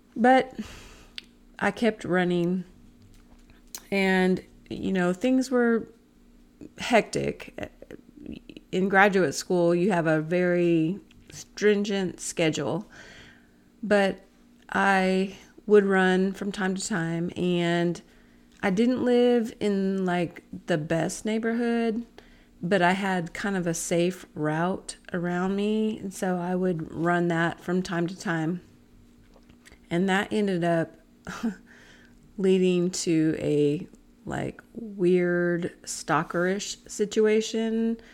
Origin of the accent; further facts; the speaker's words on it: Lebanon, Oregon, United States; My hometown was Lebanon, Oregon